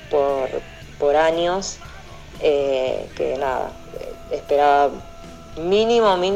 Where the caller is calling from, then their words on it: Córdoba, Argentina; hola chicos de la máquina cebado desde acá de Córdoba